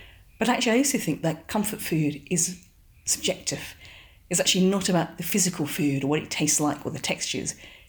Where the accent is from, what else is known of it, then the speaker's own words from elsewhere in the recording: London, United Kingdom; born there; also born or lived in Singapore; I was born in London to an English father and a Singaporean mother. And I lived in Singapore from 4 to 8.